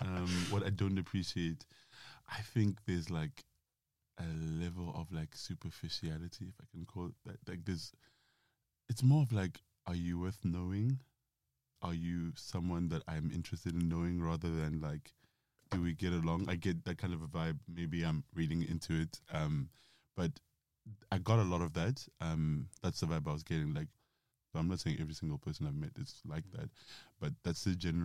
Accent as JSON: {"language": "English", "country": "South Africa", "moved": "as an adult", "lives_now": "London, United Kingdom", "said": "I am 31, going on 32 very shortly. I am from South Africa"}